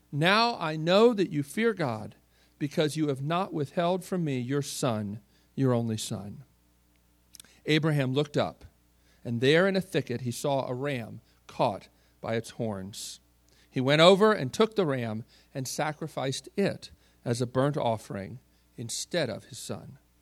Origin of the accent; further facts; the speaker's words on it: Baltimore, Maryland, United States; I grew up in Baltimore, uh, Maryland